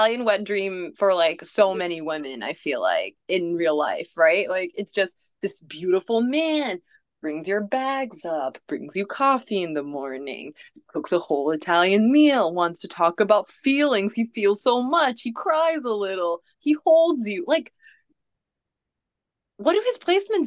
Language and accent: English; Malaysia; moved away; I too am a foreigner in a distant land, since I'm from Malaysia